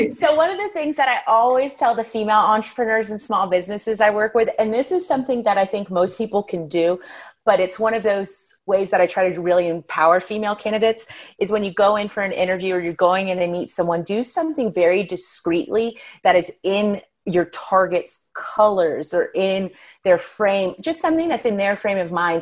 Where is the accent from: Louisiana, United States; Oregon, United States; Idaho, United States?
Louisiana, United States; New Orleans; now in Denver, United States; born and raised in New Orleans. My family's actually all from the UK